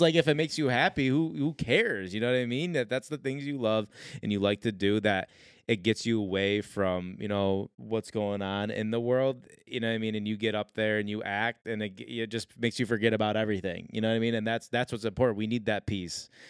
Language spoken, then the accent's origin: English; Syracuse, New York, United States; moved away; also born or lived in North Carolina; we're like, "Syracuse."